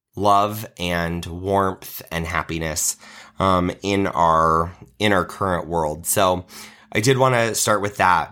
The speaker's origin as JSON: {"language": "English", "region": "Nebraska", "country": "United States", "tie": "born or raised there", "said": "I was in the handbell choir at my church growing up in Nebraska"}